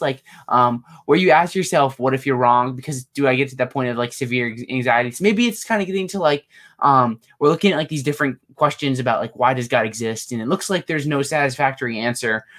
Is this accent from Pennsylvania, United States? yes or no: yes; State College, Pennsylvania, United States; I'm from state college